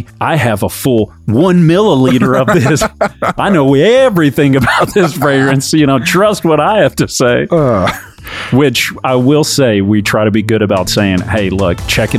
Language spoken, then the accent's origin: English; Texas, United States; we are from Texas.